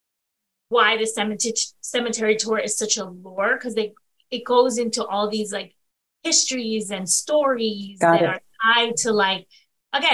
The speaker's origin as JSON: {"language": "English", "region": "Northeast", "country": "United States", "said": "As a northerner, like sitting down with, like, as a Yankee, you know, as they call us, right? Because we're from the Northeast"}